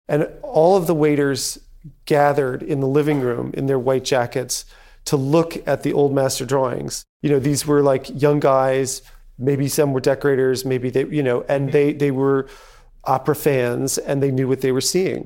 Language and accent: English; New York, United States; we didn't have any heirs growing up on the Upper East Side